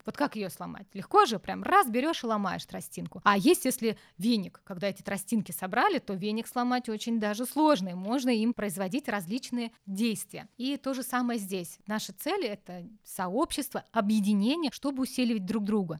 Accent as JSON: {"language": "Russian", "region": "Urals", "country": "Russia", "tie": "born or raised there", "said": "я родилась на Урале. Там такая самоцветная полоса у нас"}